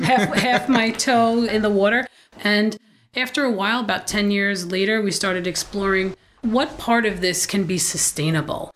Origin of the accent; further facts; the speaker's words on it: New York City, New York, United States; also born or lived in Sunset Park, Brooklyn / Staten Island; I was born not quite in Bay Ridge, but Sunset Park